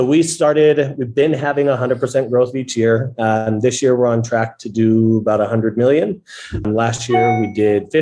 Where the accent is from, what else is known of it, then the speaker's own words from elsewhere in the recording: Orange County, California, United States; I am from Orange County